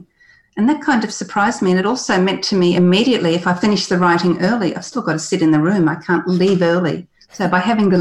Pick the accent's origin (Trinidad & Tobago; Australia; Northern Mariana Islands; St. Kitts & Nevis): Australia; first language English; having gone to school in Australia